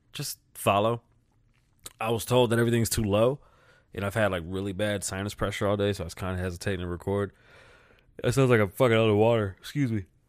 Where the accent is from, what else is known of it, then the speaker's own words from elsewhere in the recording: United States; I'm American.